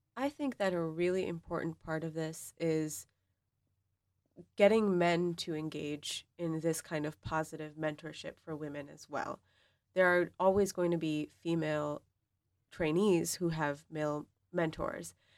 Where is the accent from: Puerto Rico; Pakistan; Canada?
Pakistan; also born or lived in Boston; now in East Lansing, United States; I'm from Pakistan